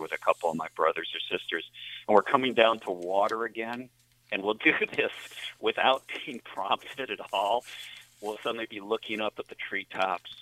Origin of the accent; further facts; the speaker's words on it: Lockport, New York, United States; also born or lived in Philadelphia; Lockport's my hometown